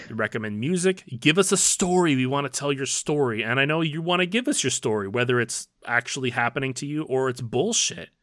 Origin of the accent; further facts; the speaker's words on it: United States; We're not just American, we're like American American. We're American